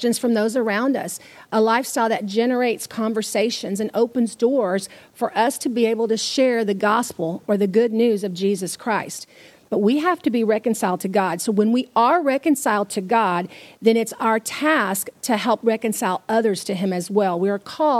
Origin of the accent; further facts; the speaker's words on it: Houston, Texas, United States; I'm from Southeast Texas. I'm from Houston, which is a spit across the border from Louisiana